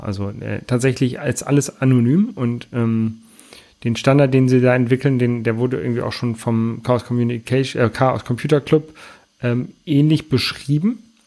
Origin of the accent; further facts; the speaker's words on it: Lower Saxony, Germany; now in Hamburg, Germany; ich komme ja ursprünglich aus Niedersachsen